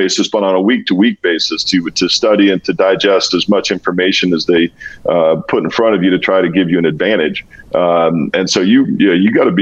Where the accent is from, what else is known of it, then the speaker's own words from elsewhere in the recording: Walla Walla, Washington, United States; moved away as an adult; also born or lived in New England / Buffalo / Dallas; my little hometown, from Walla Walla, Washington